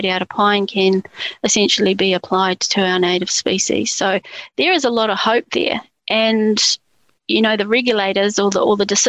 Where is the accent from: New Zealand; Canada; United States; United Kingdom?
New Zealand; as a New Zealander